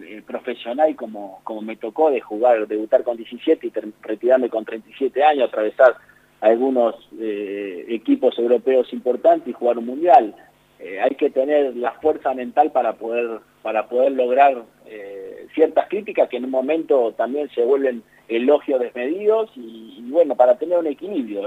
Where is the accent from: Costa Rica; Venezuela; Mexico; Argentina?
Argentina